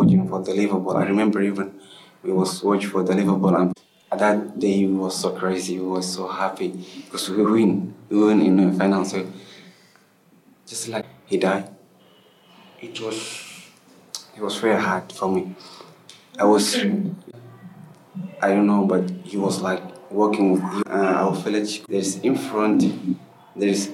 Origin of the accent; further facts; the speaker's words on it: Somalia; now in Egypt; I'm from Somalia